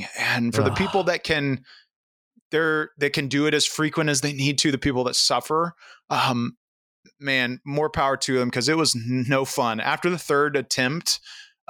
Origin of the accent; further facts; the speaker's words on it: Central Florida, United States; moved away; I grew up in Central Florida, so I grew up in the South